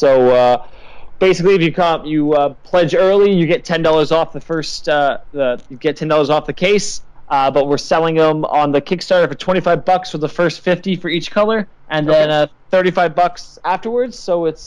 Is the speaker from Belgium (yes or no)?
no; Canada; I'm Canadian